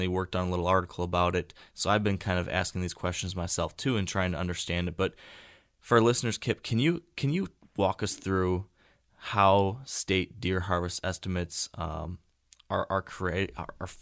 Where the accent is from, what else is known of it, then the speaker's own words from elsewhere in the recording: Michigan, United States; I grew up hunting in Michigan